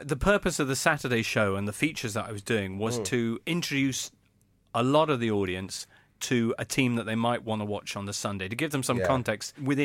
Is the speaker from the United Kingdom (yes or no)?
yes; England, United Kingdom; sono inglese